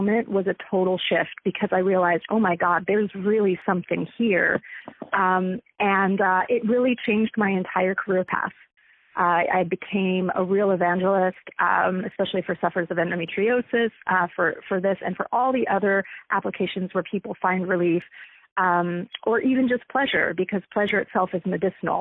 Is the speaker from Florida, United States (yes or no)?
yes; Central Florida, United States; moved away as an adult; now in Seattle, United States; I grew up mostly in Central Florida, where the cannabis is not great